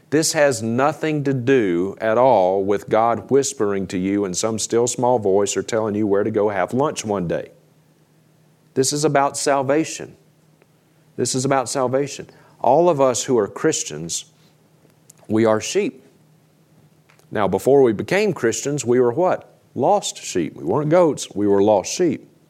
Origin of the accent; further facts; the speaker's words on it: Mississippi, United States; now in Idaho, United States; We grew up together in Mississippi